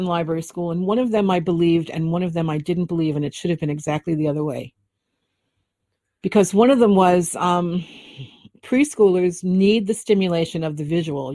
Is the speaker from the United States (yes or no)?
yes; New York City, New York, United States; I grew up in the Bronx